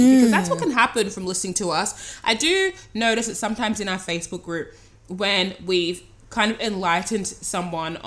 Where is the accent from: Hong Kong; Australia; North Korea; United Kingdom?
Australia; I am the Australian you're hearing